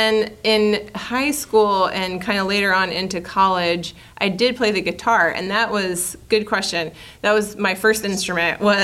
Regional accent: Charleston, Illinois, United States; who still lives in my hometown and my dad's hometown of Charleston, Illinois, about probably 45 minutes south of Champaign-Urbana

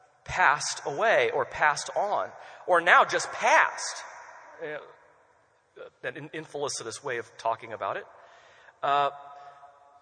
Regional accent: United States; us as American Christians.

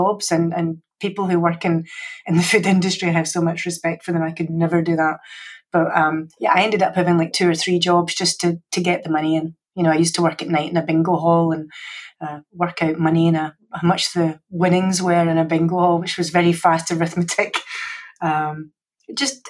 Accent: Scotland, United Kingdom; accent: Scottish; moved away; I'm Scottish, so you had the English-based education, I had the Scottish-based education

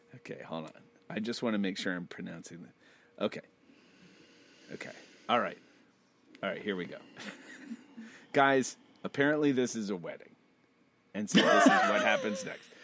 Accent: United States; I'm American

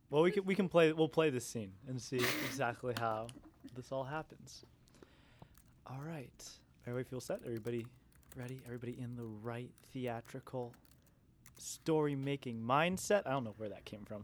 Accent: New England, United States; moved away; I'm from New England

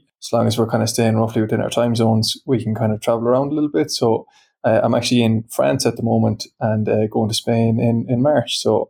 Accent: west coast of Ireland, Ireland; now in Dublin, Ireland; I'm a Product Designer at ThoughtBot. I've been with the company for nearly 3 years now. I'm based in Dublin in Ireland, but I'm from the west coast of Ireland.

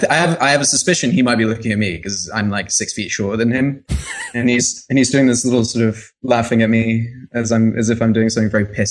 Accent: London, United Kingdom; accent: transatlantic; moved away as an adult; now in Texas, United States; I was born and raised in London, moved to Texas when I was 18. My whole family is still in London. But my mum is a Texan, so I'm half American. I have both passports.

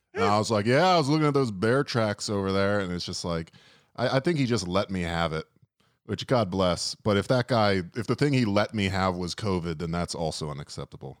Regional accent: Florida, United States; I'm from Florida

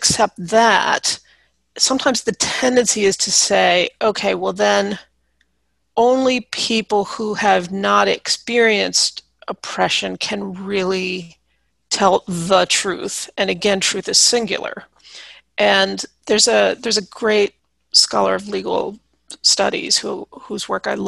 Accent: United States; I'm white American

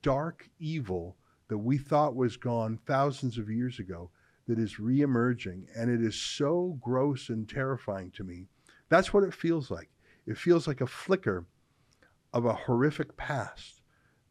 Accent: Calgary, Alberta, Canada; I'm from Calgary

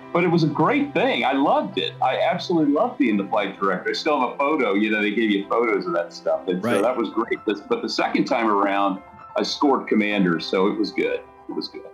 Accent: Atlanta, Georgia, United States; now in Huntsville, United States; was born and raised in Atlanta, Georgia, so I'm one of the few, the proud Atlanta native.

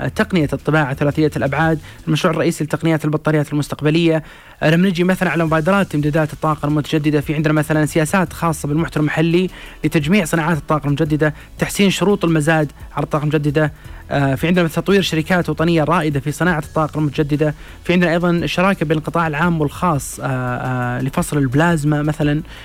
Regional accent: Saudi Arabia; لنا كسعوديين

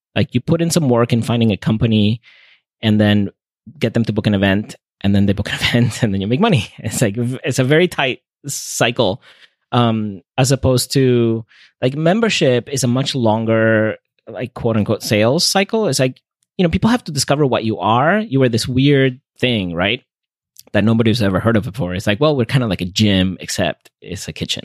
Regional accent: Venezuela; moved away as an adult; also born or lived in North Carolina, United States; now in United States; I grew up in Venezuela, and so I, when I came to the U S for college, I, I missed my family's home cooking

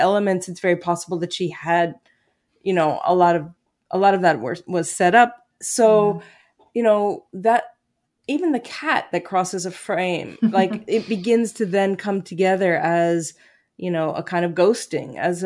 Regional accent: New York, United States; moved away as an adult; I still think of myself as a New Yorker, though I've lived there outside of New York for the last 20 years

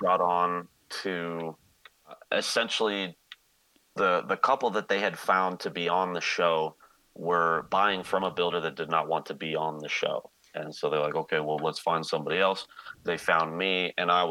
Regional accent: Golden, Colorado, United States; I was born and raised out in Golden, Colorado.

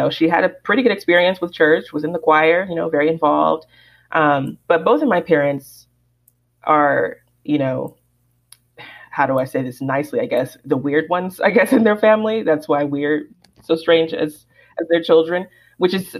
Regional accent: Alabama, United States; growing up in Alabama

